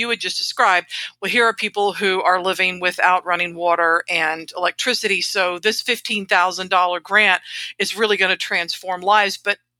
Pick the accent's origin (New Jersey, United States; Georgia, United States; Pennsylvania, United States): Georgia, United States; Atlanta; No, we're from Atlanta, TJ, where there's no problems at all with our ancient water and sewer system.